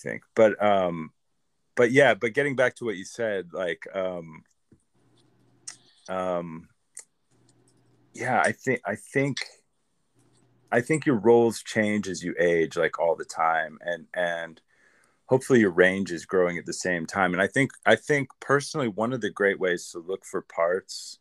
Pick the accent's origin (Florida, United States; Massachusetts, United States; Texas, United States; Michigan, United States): Michigan, United States; Grand Rapids; moved away as an adult; also born or lived in Illinois; now in Los Angeles, United States; I'm Midwest. I'm like upper Midwest. Like I grew up 3 hours from Chicago in Illinois, and then we moved back to Michigan, and I was another 3 hours from Chicago in Michigan